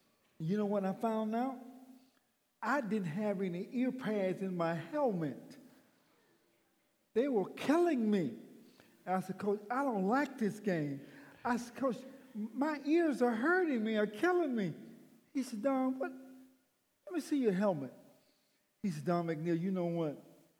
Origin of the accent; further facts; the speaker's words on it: McCullough, Alabama, United States; also born or lived in Atmore, Alabama; I was in Atmore, Alabama. No, a little town called McCullough, Alabama.